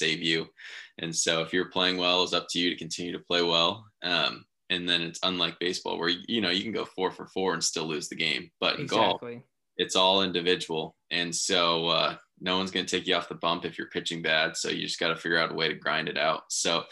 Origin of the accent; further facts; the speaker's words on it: Mesa, Arizona, United States; grew up in Mesa, Arizona